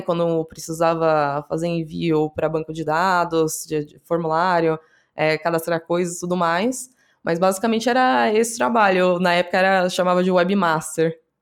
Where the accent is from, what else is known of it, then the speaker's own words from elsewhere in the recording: Praia Grande, São Paulo, Brazil; Eu sou da Praia Grande, né, litoral de São Paulo